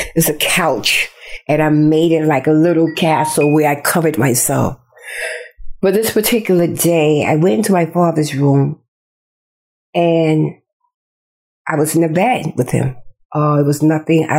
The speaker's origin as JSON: {"language": "English", "region": "New York", "country": "United States", "tie": "born or raised there", "also_born_or_lived": "Charleston, South Carolina", "said": "My aunt brought me to New York at the age of 7"}